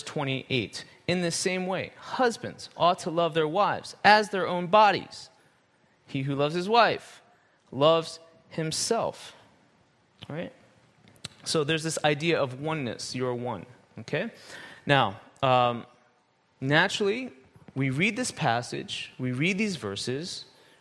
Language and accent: English; United States; moved away as an adult; I was born in America, raised in America, lived there almost my whole life for 40 years